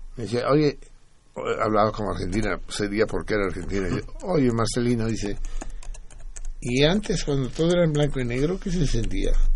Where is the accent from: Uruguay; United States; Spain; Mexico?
Mexico; moved away as an adult; also born or lived in Paris; salimos el mismo día del mismo año al exilio, él de Brasil y yo de México el 6 de enero de 1969